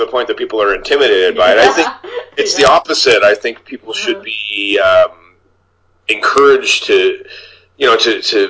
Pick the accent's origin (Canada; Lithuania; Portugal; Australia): Canada; Niagara Falls, Ontario; I mean, I grew up in Niagara Falls, mm-hmm. which is probably about the same size as Sault Ste. Marie